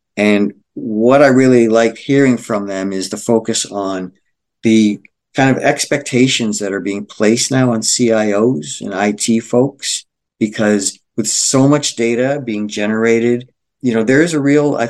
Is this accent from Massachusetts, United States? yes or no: yes; Boston, Massachusetts, United States; moved away; I was recently in Boston, my hometown